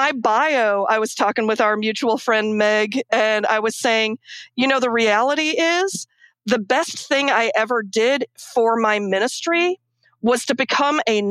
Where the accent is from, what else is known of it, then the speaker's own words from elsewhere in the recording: Akron, Ohio, United States; I grew up in Akron, Ohio was where my family immigrated to when we moved to this country.